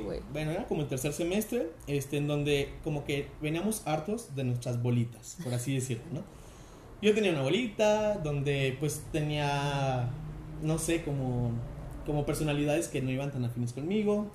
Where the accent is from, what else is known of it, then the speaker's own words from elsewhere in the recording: Aguascalientes, Mexico; somos de Aguascalientes